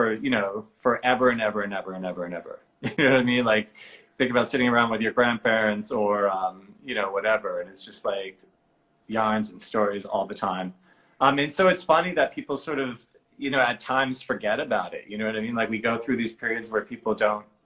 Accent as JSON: {"language": "English", "town": "Boston", "region": "Massachusetts", "country": "United States", "said": "I'm from Boston in Massachusetts"}